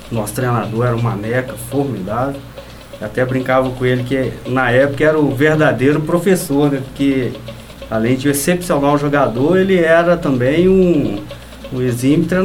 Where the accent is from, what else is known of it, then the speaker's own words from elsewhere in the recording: Coab, Minas Gerais, Brazil; eu sou da Coab, fui criado na Coab.